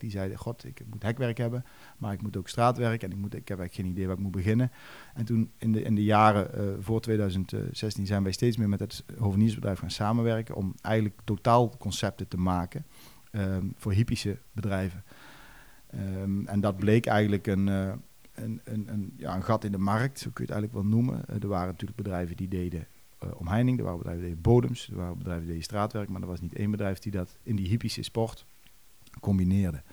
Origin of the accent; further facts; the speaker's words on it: Duiven, Gelderland, Netherlands; bij ons in Duiven